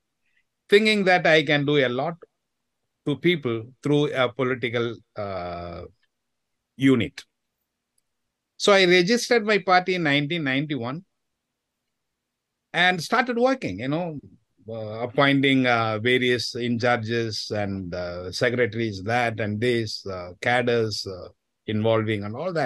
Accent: Chennai, Tamil Nadu, India; from Chennai, the capital city of Tamil Nadu state in India.

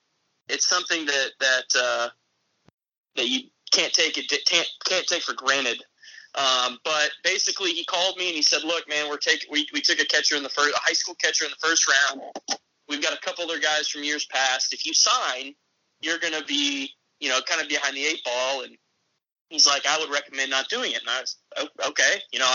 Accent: Tampa, Florida, United States; born there; also born or lived in Crystal Lake, Illinois / Phoenix, Arizona / Jupiter, Florida; I was born in Tampa, I moved actually to Chicago. I lived in Crystal Lake, and then I moved to Phoenix, and then I moved back to Florida, to South Florida, Jupiter, Florida, to be exact

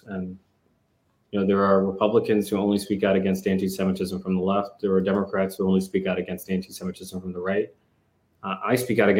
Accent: New York City, New York, United States; growing up in the Bronx and facing the rough and tumble of life in the Bronx

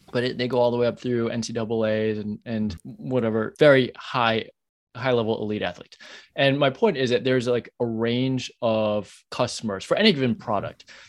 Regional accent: New York, United States; I'm a New Yorker

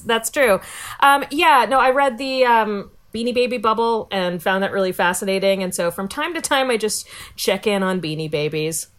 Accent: Virginia, United States; I grew grew up in Virginia.

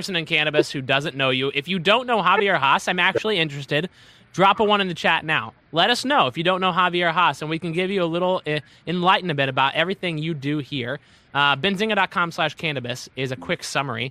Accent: Kentucky, United States; now in Detroit, United States; My home state of Kentucky

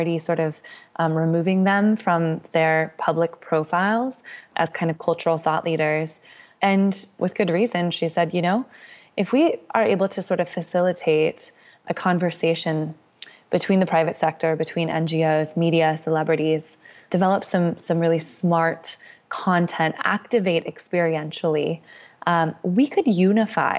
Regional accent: Bay Area, Northern California, United States; I grew up in Northern California. I grew up in the Bay Area

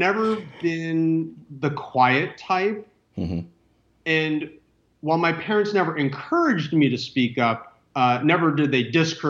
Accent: Orange County, Southern California, United States; I grew up in Orange County in mm-hmm. Southern California

